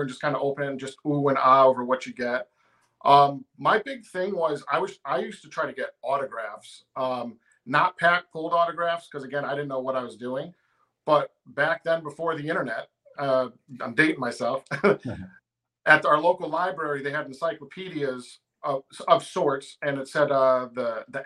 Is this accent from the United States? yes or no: yes; Connecticut, United States; moved away; I'm originally from Connecticut